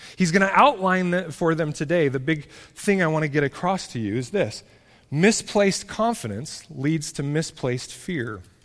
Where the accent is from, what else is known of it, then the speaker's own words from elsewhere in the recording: United States; as American Christians